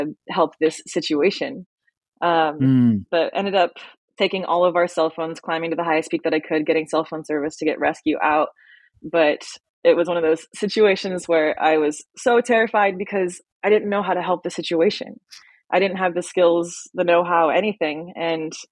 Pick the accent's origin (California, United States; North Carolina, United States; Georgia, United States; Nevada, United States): Nevada, United States; Las Vegas; I grew up in Las Vegas, Nevada